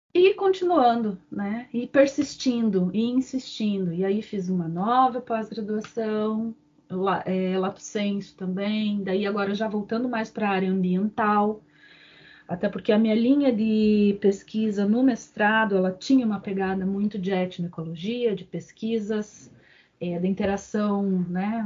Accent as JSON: {"language": "Portuguese", "town": "Curitiba", "region": "Paraná", "country": "Brazil", "tie": "born or raised there", "said": "eu sou natural de Curitiba"}